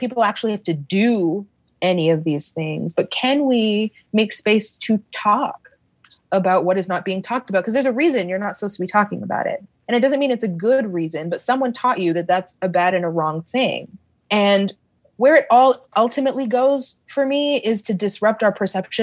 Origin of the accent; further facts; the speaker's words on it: Canada; now in United States; I am an immigrant to the States. My parents are Caribbean immigrants to Canada. I'm Canadian.